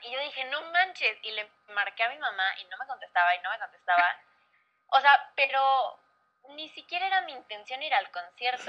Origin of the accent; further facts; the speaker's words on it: Mexico; also born or lived in Tampa, United States; no era mi país